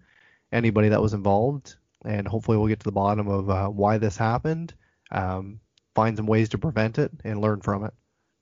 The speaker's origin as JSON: {"language": "English", "region": "New Brunswick", "country": "Canada", "tie": "born or raised there", "said": "I grew up in New Brunswick, so obviously Nova Scotia is right there. Spent a lot of time there."}